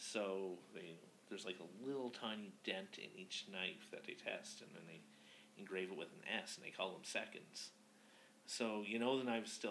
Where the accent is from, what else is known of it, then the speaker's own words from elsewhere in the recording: Nova Scotia, Canada; now in Alberta, Canada; a small town in Nova Scotia where I grew up